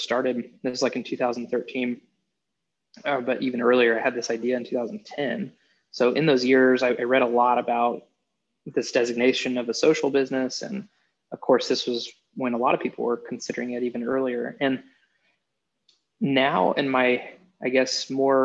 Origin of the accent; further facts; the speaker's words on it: Kansas, United States; moved away; also born or lived in Nebraska; I'm from Kansas originally